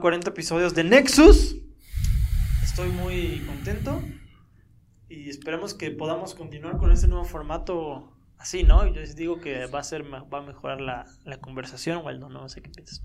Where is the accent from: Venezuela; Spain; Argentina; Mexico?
Mexico